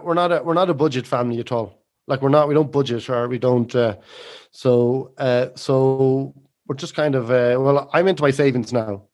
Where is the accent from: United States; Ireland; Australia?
Ireland; we were living in Meath and, uh, close to my hometown